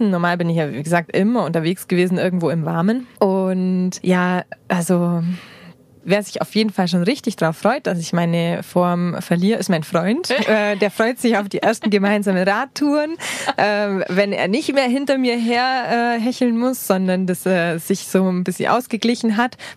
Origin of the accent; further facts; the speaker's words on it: Bavaria, Germany; Da habe ich das Allgäu nochmal richtig gut äh, kennengelernt. Ich liebe das Allgäu, ich liebe meine Heimat